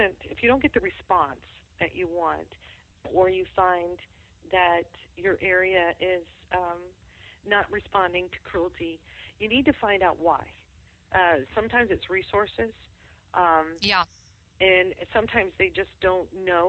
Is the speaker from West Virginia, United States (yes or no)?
no; Texas, United States; moved away; I'm originally from Texas